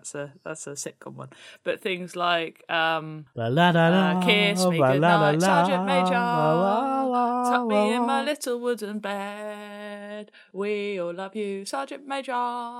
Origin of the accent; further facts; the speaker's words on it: United Kingdom; Yeah, but we are British, Simon